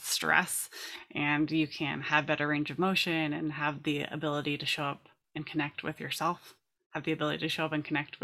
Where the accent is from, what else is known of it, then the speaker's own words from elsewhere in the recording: California, United States; I grew up in California